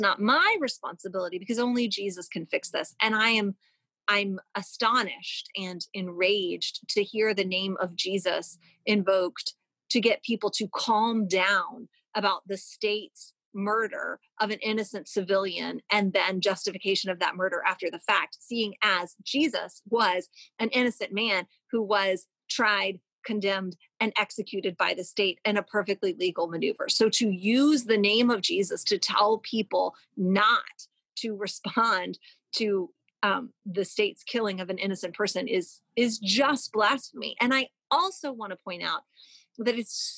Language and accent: English; Louisville, Kentucky, United States; where I'm from, where I grew up as the daughter of two lawyers